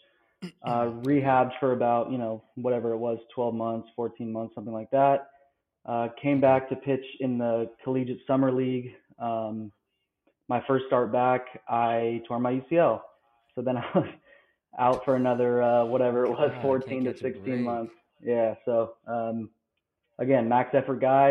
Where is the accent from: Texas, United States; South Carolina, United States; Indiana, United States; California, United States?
California, United States; Los Angeles; moved away as an adult; also born or lived in Berkeley, California; now in Baton Rouge, United States; I'm from Los Angeles originally. Small town, just close to like Santa Monica area